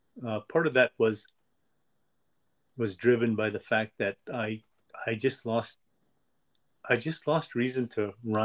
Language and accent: English; Western Canada, Canada; Also, being Native Canadian or First Nations is in Western Canada, lesser today, but more so in those days.